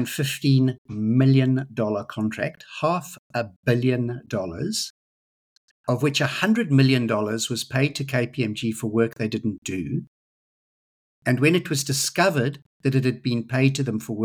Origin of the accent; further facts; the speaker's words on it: South Africa; now in Australia; I grew up in South Africa